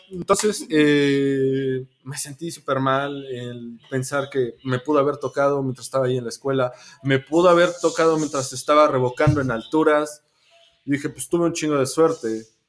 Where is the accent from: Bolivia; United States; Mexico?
Mexico; como mexicanos